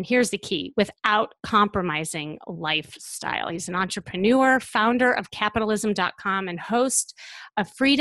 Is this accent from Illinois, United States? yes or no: yes; Chicago, Illinois, United States; I'm from Chicago